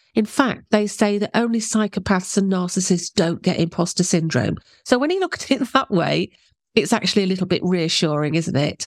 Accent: England, United Kingdom; I'm English

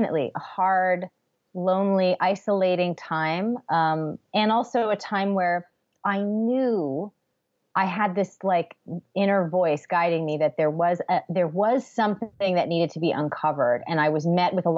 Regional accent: Newton, Massachusetts, United States; moved away as an adult; also born or lived in Baltimore, Maryland; I grew up in Newton, Massachusetts

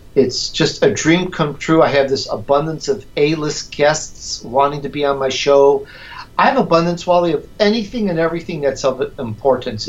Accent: Chicago, Illinois, United States; accent: Chicagoan; also born or lived in Sicily, Italy / California; now in Southern California, United States; I was born in Sicily, Italy. I grew up in Chicago, so you're going to get that sometimes that Chicagoan harsh little harsh accent comes out

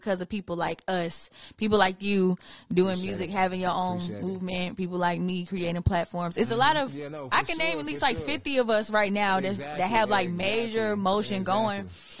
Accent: Ellenwood, Georgia, United States; also born or lived in Atlanta, Georgia; Blessed to be born in Grady, but raised in Ellenwood.

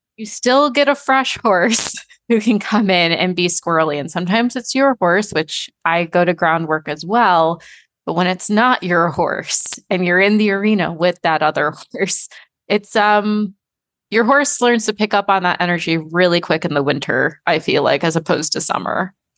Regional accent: Michigan, United States; I'm from Michigan

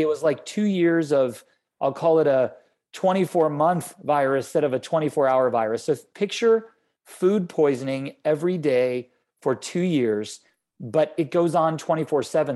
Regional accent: Florida, United States; I grew up in Florida

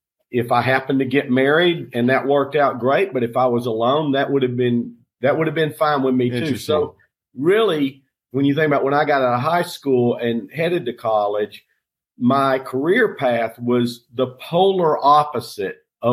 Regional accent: on the North Carolina-Tennessee border, United States; now in Sarasota, United States; I grew up in Tennessee on the North Carolina-Tennessee border. And I just love those mountains.

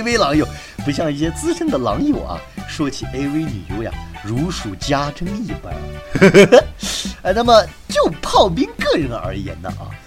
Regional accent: China; 我们中国人

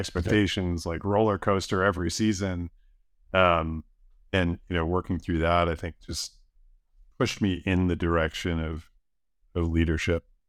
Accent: outside of Buffalo, New York, United States; moved away; I grew up outside of Buffalo. Um, small farming community

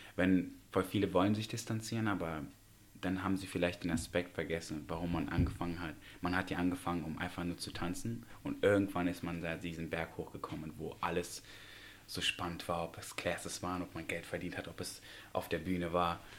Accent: Tashkent, Uzbekistan; moved away; Ich komme aus Usbekistan gebürtig, aus Taschkent

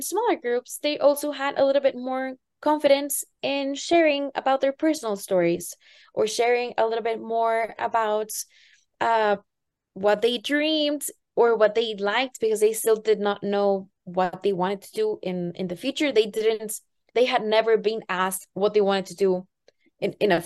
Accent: Tampico, Tamaulipas, Mexico; the city that I grew up in Tampico

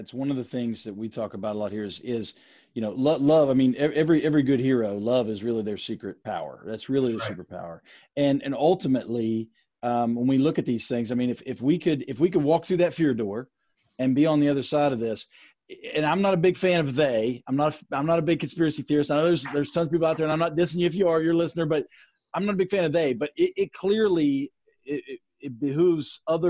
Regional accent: Shinnston, West Virginia, United States; we're all Americans, we're all West Virginians, we're all from Shinston

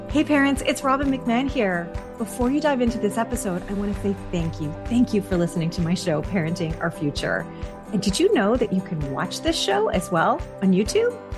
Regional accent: Canada; as a Canadian

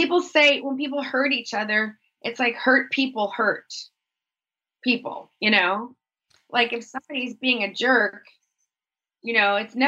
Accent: Texas, United States; I grew up in Texas mm-hmm. in the 80s

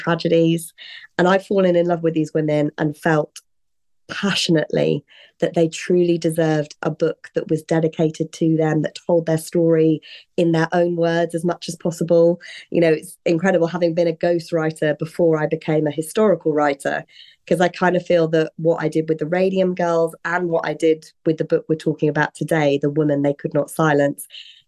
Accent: United Kingdom; also born or lived in London; I am British. That's where I was born, where I grew up, and still where I'm living and working

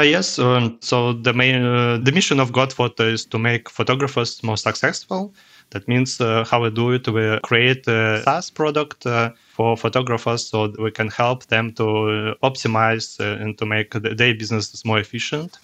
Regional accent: Russia; English is a second language; also born or lived in Cologne, Germany; now in Germany; originally, I'm from Russia, but live here in Germany, uh, since, uh, half of my life.

